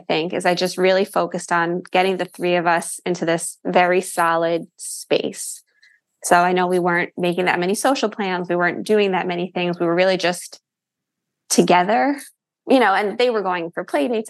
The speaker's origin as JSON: {"language": "English", "area": "Rockland County", "region": "New York", "country": "United States", "moved": "as an adult", "lives_now": "New Jersey, United States", "said": "I'm from Rockland County, so right outside the city, and then lived after college for years in the city. And then it was once the kids were born that we moved to New Jersey."}